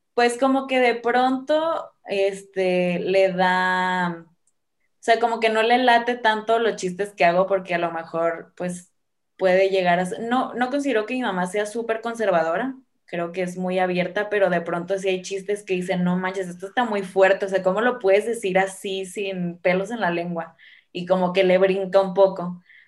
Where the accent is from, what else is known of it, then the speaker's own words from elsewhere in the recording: Guamúchil, Sinaloa, Mexico; moved away as an adult; now in Guadalajara, Mexico; yo soy de un lugar que se llama Guamuchi, que es un, una ciudad súper chiquita en Sinaloa